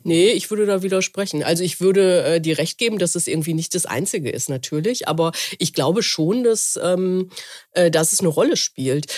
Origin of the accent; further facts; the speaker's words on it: Essen, North Rhine-Westphalia, Germany; ich komme ja aus dem Ruhrgebiet, mhm. äh, ähm, äh, dort, da ist ja in Essen, meiner Heimatstadt